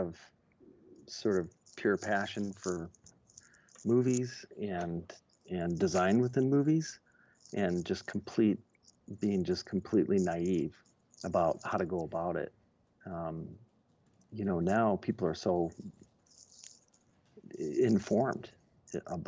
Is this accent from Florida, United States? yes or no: no; Detroit, Michigan, United States; I grew up in Detroit.